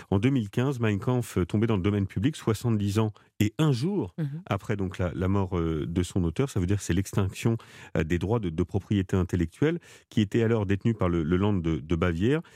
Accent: France; chez nous en France.

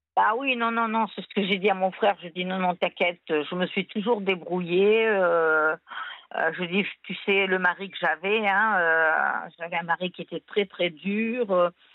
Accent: Tunisia; now in France; Moi, je viens de Tunisie

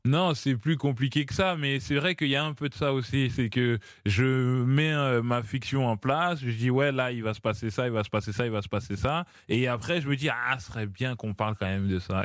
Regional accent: Normandy, France; moved away as an adult; also born or lived in Paris region / Hermont; j'ai grandi en Normandie, mais du coup, vers 20 ans, je suis revenu en région parisienne.

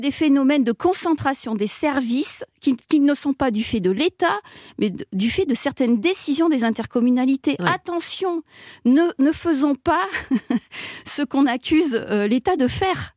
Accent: Vorey, Auvergne-Rhône-Alpes, France; je suis une rurale, je suis née à Voré

